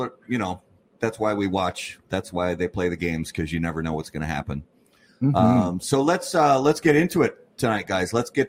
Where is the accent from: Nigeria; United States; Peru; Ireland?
United States; Indiana; moved away as an adult; also born or lived in Wisconsin; now in Minnesota, United States; So we were all born and raised in Indiana.